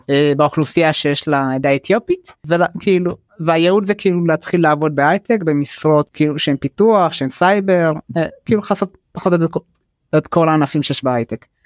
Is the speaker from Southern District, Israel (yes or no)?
no; Jaffa, Tel Aviv District, Israel; אבל כאילו בקהילה שאני נמצא בה כאילו איפה שאני גדלתי וגם בתוך השכונה ביפו לא היה מישהו מהעדה האתיופית